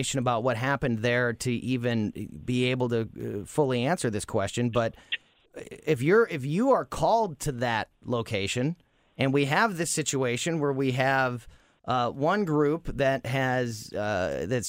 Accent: Florissant, Missouri, United States; One was in Florissant, my hometown.

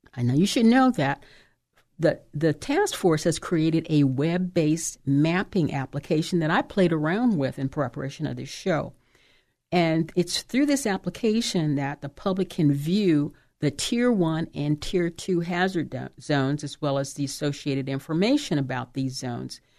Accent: Oakland, California, United States; the city of Oakland, that's my hometown

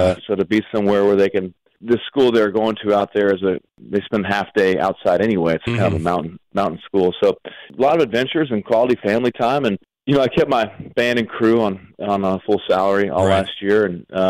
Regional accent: Arizona, United States; moved away; also born or lived in Telluride, Colorado; I mean, I'm from out west to begin with. I'm from Arizona

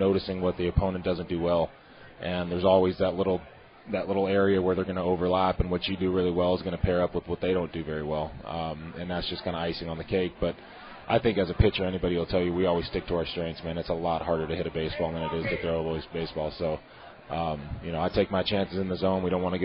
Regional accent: San Diego, California, United States; moved away as an adult; now in Pittsburgh, United States; I'm from San Diego

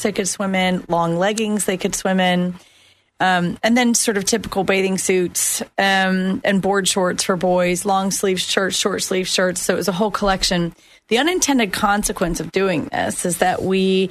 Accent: Winter Park, Florida, United States; also born or lived in London; I wasn't born in Winter Park, but I was raised in Winter Park from the time I was 11

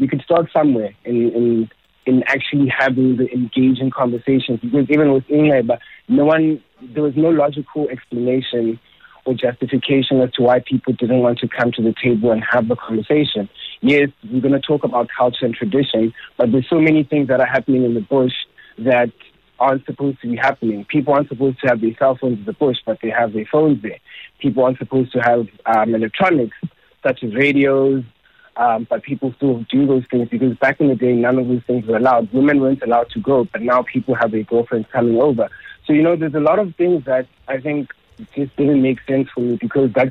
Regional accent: Eastern Cape, South Africa; I'm Xhosa, and I'm from the Eastern Cape

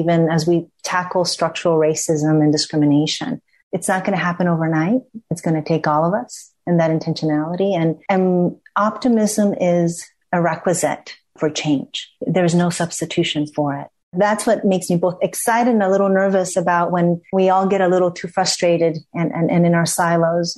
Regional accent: Ecuador; being in Ecuador, which is my home country

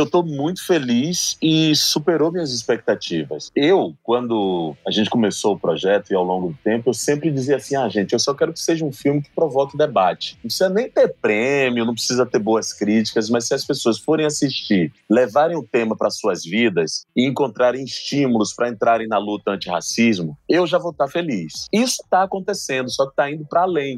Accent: Salvador, Bahia, Brazil; Lá na Bahia, em Salvador, tudo bem que é minha terra

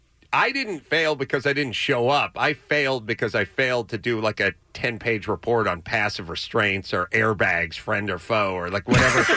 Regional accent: Los Angeles, California, United States; I was going to North Hollywood High to the Taco Bell across the street from North Hollywood High, and I lived up the street from the Taco Bell

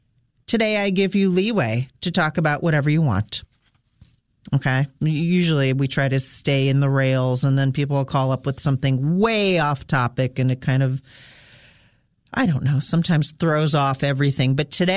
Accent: Fleetville, Pennsylvania, United States; When I was a kid, I grew up in Fleetville, which was a gas station.

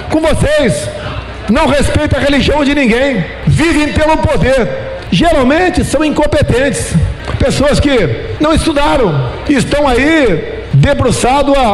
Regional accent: São Paulo, Brazil; Sou de São Paulo, a cidade que tem mais nordestinos do Brasil.

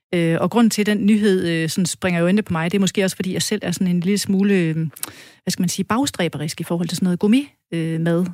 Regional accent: West Jutland, Central Denmark Region, Denmark; som vestjyde

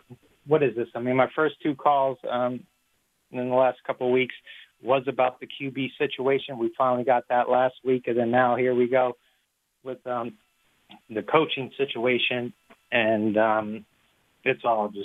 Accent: Katy, Texas, United States; now in Florida, United States; I just wanted to say shout out to my hometown, H-Town

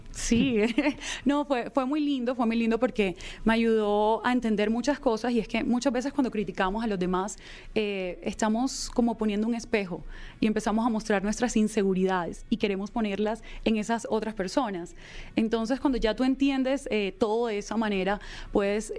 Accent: Colombia; ayudar a muchas personas que se encontraban en situación vulnerable en mi país

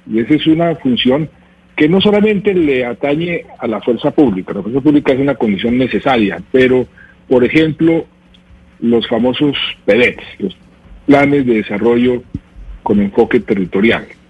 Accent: Colombia

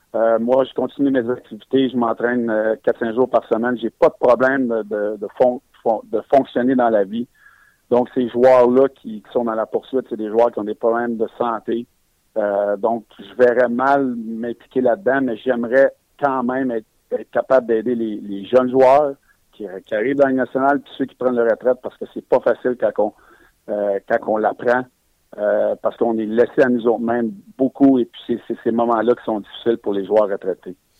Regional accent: Quebec, Canada; Je suis un Québécois

